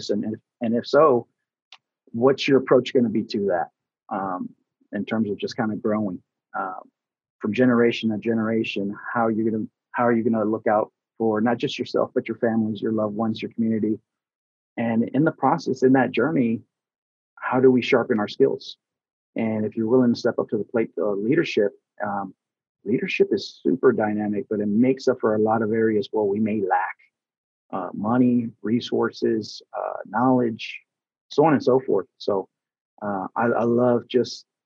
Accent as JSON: {"language": "English", "region": "Texas", "country": "United States", "said": "I'm originally from Texas, and so we lost, uh, you know, I lost my grandmothers."}